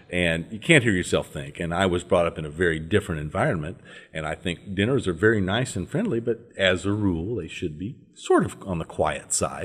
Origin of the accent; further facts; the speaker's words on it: northern Louisiana, United States; I was brought up in the Episcopal Church, uh, in the deep south of this country